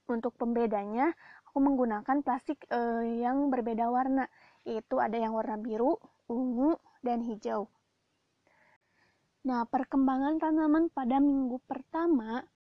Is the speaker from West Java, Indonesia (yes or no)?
yes; West Bandung, West Java, Indonesia; kalau di daerahku Bandung Barat dan sekitarnya biasanya disebut cengek.